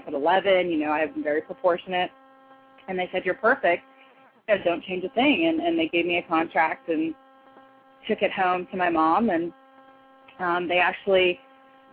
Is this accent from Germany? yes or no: no; Canada; moved away as an adult; also born or lived in Toronto / Chicago; now in United States; a Canadian model living in the United States